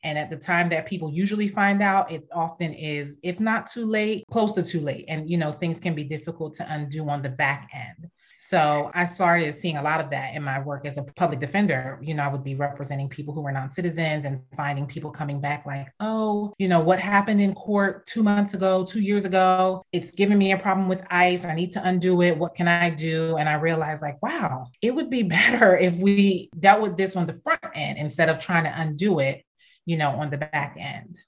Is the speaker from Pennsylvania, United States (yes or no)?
yes; Philadelphia, Pennsylvania, United States; moved away as an adult; also born or lived in California / Caribbean / South Jersey / Princess Anne, Maryland; now in Washington, D.C., United States; I came back here and grew up in Philly and South Jersey